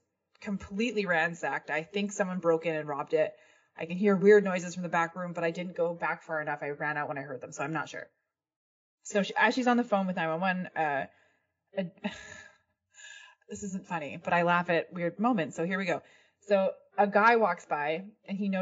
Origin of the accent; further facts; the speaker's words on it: Canada; I'm Canadian